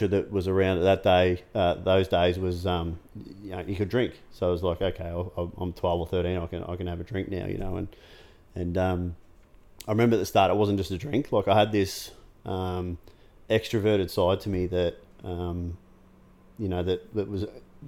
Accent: Geelong, Victoria, Australia; I grew up in Corio

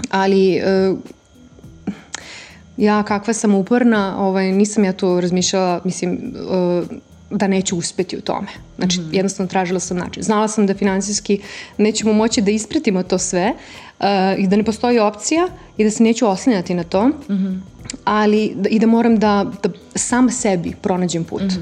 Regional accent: Serbia; moved away as an adult; also born or lived in London; kod nas u Srbiji

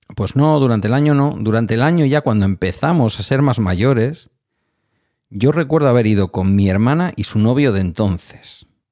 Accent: near Bilbao, Basque Country, Spain; De mi pueblo al centro de Bilbao hay unos 9 kilómetros

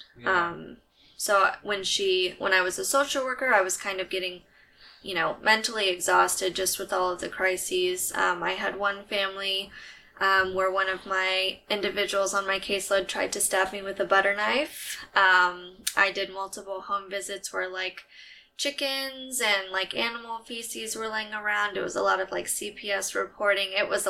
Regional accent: San Antonio, Texas, United States; I'm from San Antonio. I'm a huge Spurs fan. Mm-hmm. And I am born and raised in Texas. I've lived here for ever.

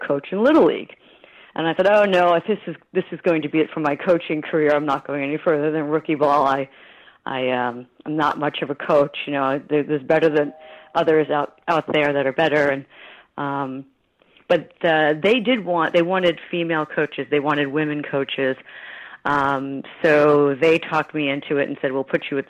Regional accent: New York City, New York, United States; I grew up in New York City in Chelsea, and my family later moved to Queens

